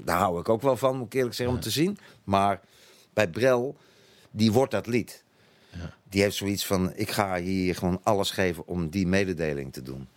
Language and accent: Dutch; Netherlands; first language Dutch; moved away as an adult; also born or lived in Utrecht / Antwerp / South Africa; now in Belgium; als Nederlander